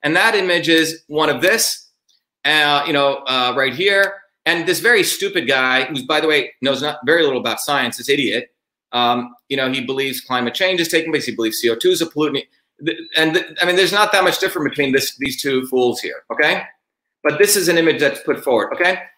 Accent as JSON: {"language": "English", "town": "Newark", "region": "New Jersey", "country": "United States", "tie": "born or raised there", "said": "as a 14-year-old kid, when I was growing up in Newark, New Jersey, I was working as a research fellow in um, Newark, New Jersey."}